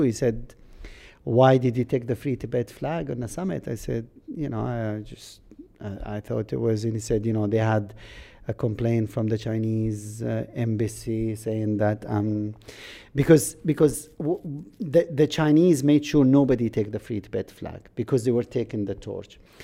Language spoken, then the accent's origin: English; Jordan; first language Arabic; English is a second language; moved away as an adult; also born or lived in Kuwait / Scotland; I came out from Jordan, I went to Britain